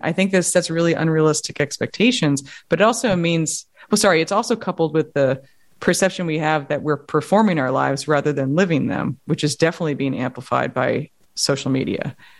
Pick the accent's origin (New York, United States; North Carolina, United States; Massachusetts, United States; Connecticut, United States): New York, United States; I grew up in Manhattan